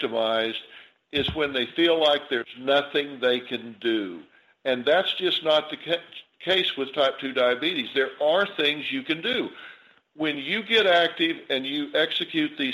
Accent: the South, United States; I grew up in the South

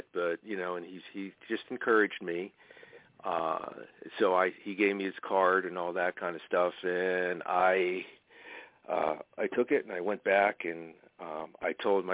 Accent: Hazleton, Pennsylvania, United States; my hometown

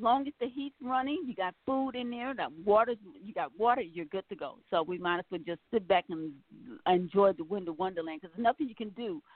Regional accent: Milwaukee, Wisconsin, United States; moved away; I was raised in Milwaukee

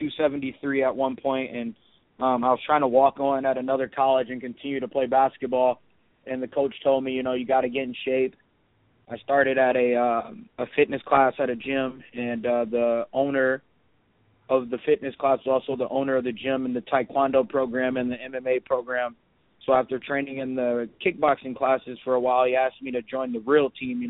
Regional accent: Waterloo, Iowa, United States; I'm from Waterloo

